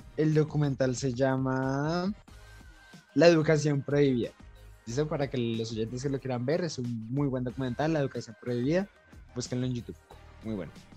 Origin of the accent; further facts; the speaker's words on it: Colombia; tenemos como colombianos